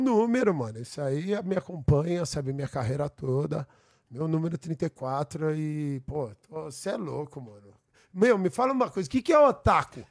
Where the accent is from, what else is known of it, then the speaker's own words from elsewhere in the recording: São Paulo, Brazil; Eu fui nascido, nascido e criado aqui no Brooklyn